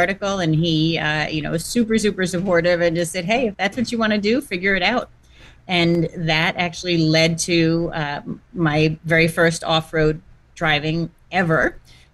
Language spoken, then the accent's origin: English; New York, United States; now in New Jersey, United States; I grew up in New York and currently live in New Jersey, you know, all pretty close to Manhattan.